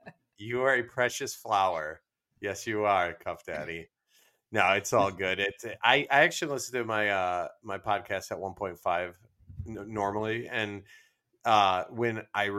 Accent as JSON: {"language": "English", "region": "Midwest", "country": "United States", "accent": "Midwest", "said": "I have a Midwest accent."}